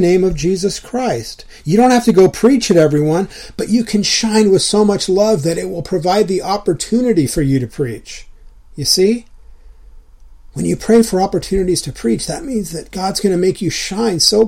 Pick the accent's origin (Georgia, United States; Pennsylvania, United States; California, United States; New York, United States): California, United States; Southern; all the years growing up in Southern California that I spent surfing